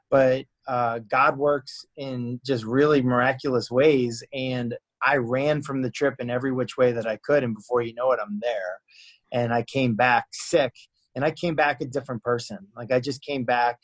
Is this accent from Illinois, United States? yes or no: no; Boston, Massachusetts, United States; moved away; I grew up in Boston